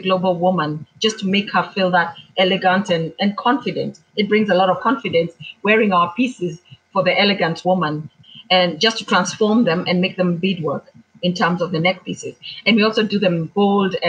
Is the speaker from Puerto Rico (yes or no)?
no; Kamba community, Ukambani, Kenya; I am from the Kamba community